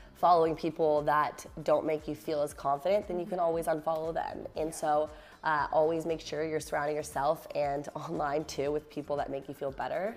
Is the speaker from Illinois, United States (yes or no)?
no; Virginia, United States; I'm from Virginia